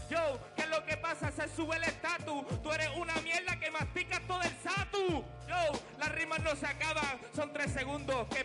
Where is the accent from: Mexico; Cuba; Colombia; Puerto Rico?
Puerto Rico; Yo vengo, soy puertorriqueño, no el reggaetón no está en mi pinta.